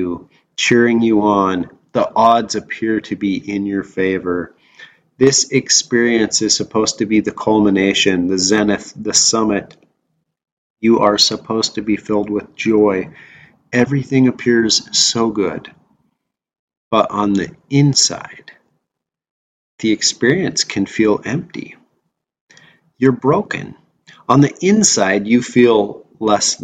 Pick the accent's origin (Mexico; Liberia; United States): United States; Wyoming; I grew up in Wyoming